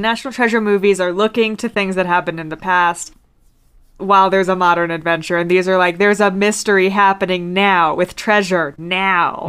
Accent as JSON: {"language": "English", "region": "Virginia", "country": "United States", "tie": "born or raised there", "said": "I grew up in Virginia and went to Jamestown a bunch"}